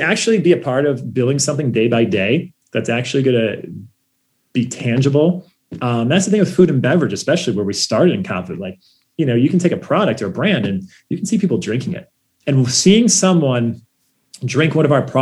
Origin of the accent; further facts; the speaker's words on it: Ohio, United States; we grew up in Ohio